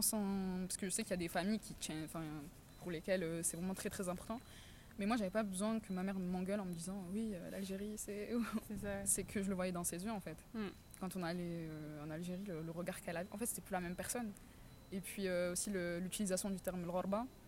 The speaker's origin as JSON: {"language": "French", "town": "Marseille", "region": "Provence-Alpes-Côte d'Azur", "country": "France", "tie": "born or raised there", "moved": "as an adult", "lives_now": "Paris, France", "said": "je suis née dans le quartier de la Savine, dans le 15e arrondissement euh, de Marseille. Puis j'ai vécu pendant 11-12 ans de ma vie dans le quartier de la Visitation, dans le 14e arrondissement."}